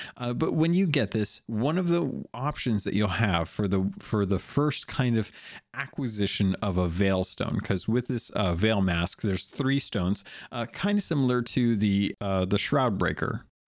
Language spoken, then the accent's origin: English; United States; I'm an American.